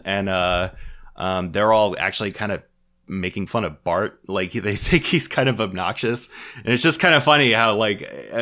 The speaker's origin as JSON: {"language": "English", "region": "Virginia", "country": "United States", "said": "I'm from Virginia, and you know, we're pretty close to the beach over here"}